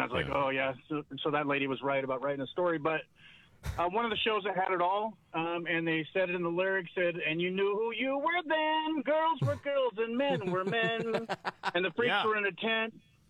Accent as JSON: {"language": "English", "town": "Portland", "region": "Oregon", "country": "United States", "said": "I'm actually from Portland."}